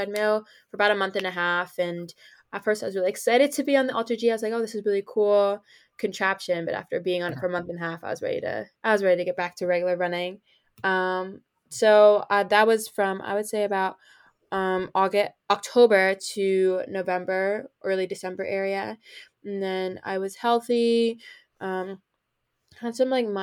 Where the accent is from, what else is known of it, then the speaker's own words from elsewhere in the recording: New Jersey, United States; I am a sophomore at Penn State University, and I'm from New Jersey